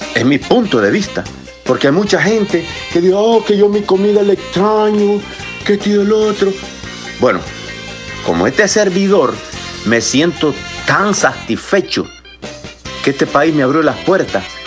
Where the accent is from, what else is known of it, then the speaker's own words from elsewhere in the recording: El Salvador; moved away; yo soy salvadoreño